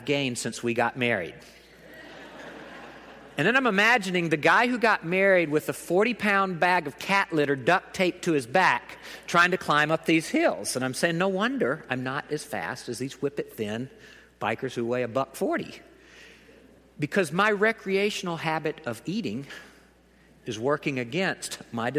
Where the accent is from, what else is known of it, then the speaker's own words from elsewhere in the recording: the South, United States; I am from the South